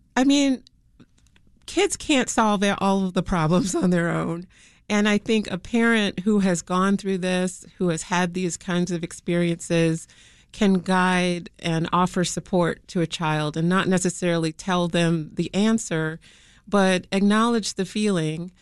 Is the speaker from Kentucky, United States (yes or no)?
no; Chicago, Illinois, United States; growing up on the South Side of Chicago